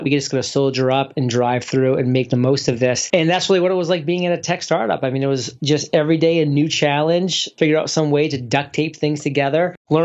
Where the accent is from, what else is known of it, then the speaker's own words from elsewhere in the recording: Maine, United States; moved away; Maine was a great place to grow up because it was a small town